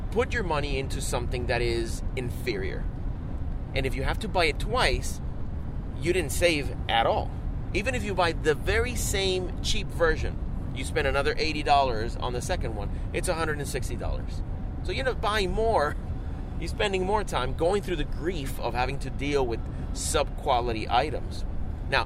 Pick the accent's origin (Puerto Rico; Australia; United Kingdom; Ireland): Puerto Rico; we grew up in Puerto Rico